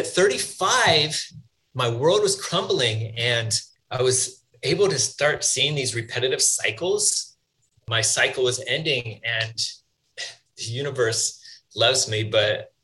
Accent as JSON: {"language": "English", "region": "Northern California", "country": "United States", "tie": "born or raised there", "said": "I grew up in Northern California"}